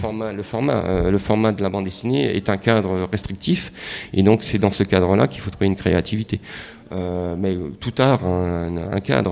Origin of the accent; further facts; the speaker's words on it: Ardennes, Grand Est, France; je viens des Ardennes, hein, je suis d'origine des Ardennes